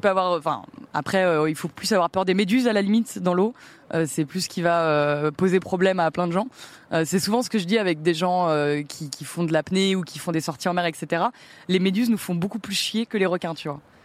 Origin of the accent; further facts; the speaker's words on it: Pays de la Loire, France; now in Paris, France; je suis né en Loire-Atlantique